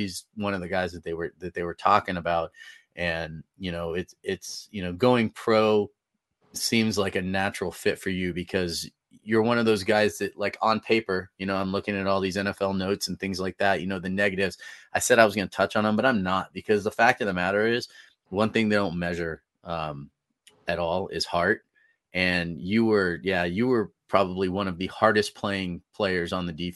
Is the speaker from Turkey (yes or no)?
no; Northern California, United States; now in Colorado, United States; I'm originally from Northern California. So, and moved to Colorado in 2008